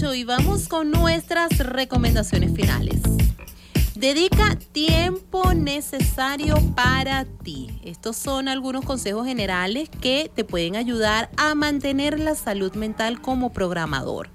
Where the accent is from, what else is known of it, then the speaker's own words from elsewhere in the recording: Venezuela; somos venezolanos